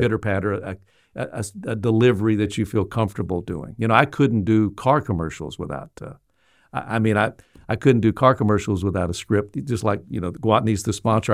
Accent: Little Rock, Arkansas, United States; I was from Little Rock.

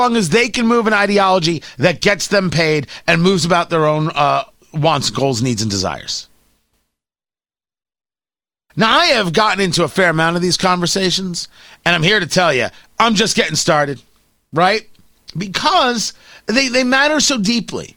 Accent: New Jersey, United States; growing up in New Jersey

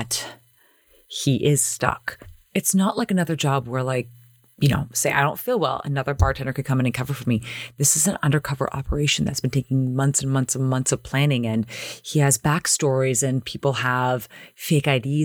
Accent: Toronto, Ontario, Canada; back in my day growing up in Toronto

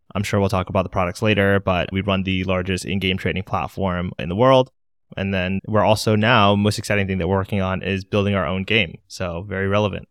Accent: Maryland, United States; now in Washington, D.C., United States; I'm located in D C, born and raised in Maryland, so I've been in the area my whole life

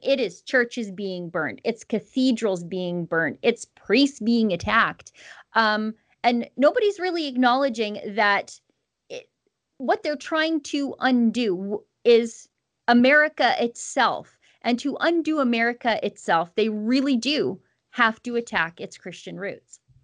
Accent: Canada; as a Canadian

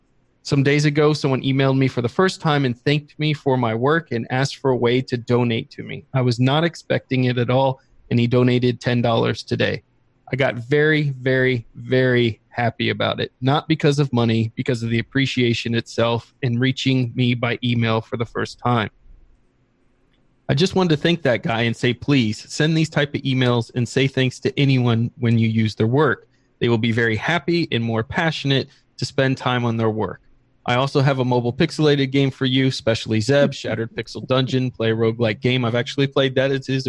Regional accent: Iran; English is a second language; Since I'm from Iran, I had problems joining some groups in Telegram.

